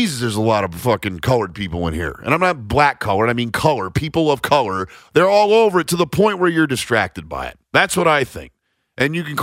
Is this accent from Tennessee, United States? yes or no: no; Nebraska, United States; I grew up in Nebraska.